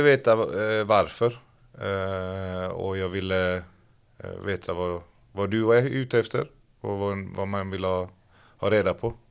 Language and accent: Swedish; Gothenburg, Västra Götaland, Sweden; Kortralla IF där jag växte upp